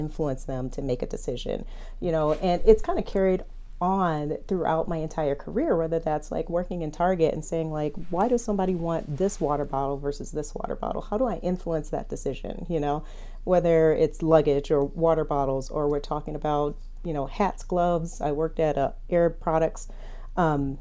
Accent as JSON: {"language": "English", "town": "Detroit", "region": "Michigan", "country": "United States", "tie": "born or raised there", "said": "I'm from Detroit"}